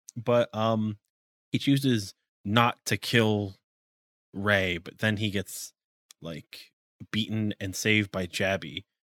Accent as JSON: {"language": "English", "country": "United States", "said": "as an American"}